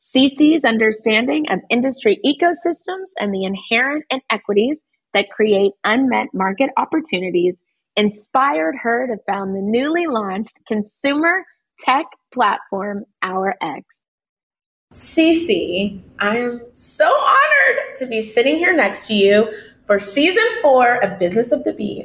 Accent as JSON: {"language": "English", "country": "Germany", "tie": "born there", "also_born_or_lived": "New York, United States", "said": "my parents were in the military. I was born in Germany."}